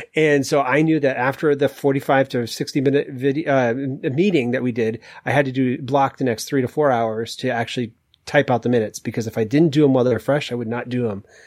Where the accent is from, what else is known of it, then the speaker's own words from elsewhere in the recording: Maine, United States; I moved to Maine at six months after I was born